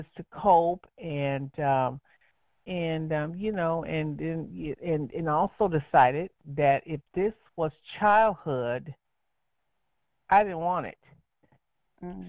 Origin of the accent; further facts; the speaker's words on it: Los Angeles, California, United States; I'm from Los Angeles